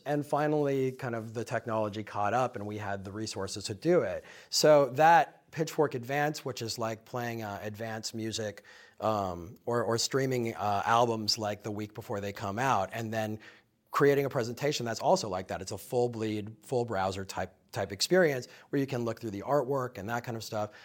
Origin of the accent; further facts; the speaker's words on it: Minnesota, United States; also born or lived in Chicago; now in New York, United States; I grew up in the Midwest, I grew up in Minnesota